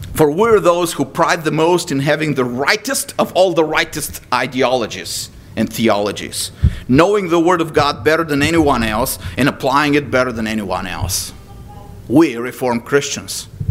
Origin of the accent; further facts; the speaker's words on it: Texas, United States; as a Texan